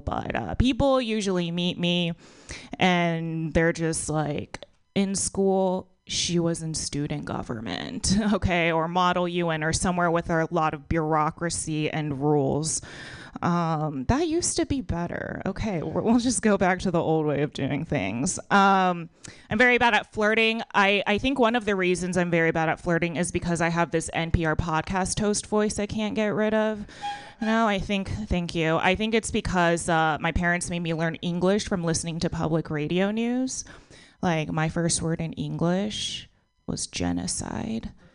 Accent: Texas, United States; I grew up in Texas.

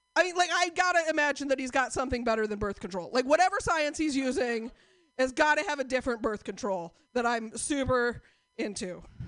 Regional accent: Portland, United States; I am from Portland

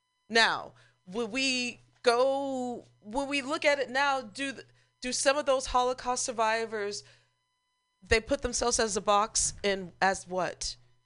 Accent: Missouri, United States; I'm a Missourian

